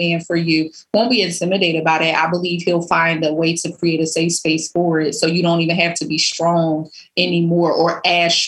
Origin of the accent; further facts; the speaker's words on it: Philadelphia, Pennsylvania, United States; I grew up in North Philly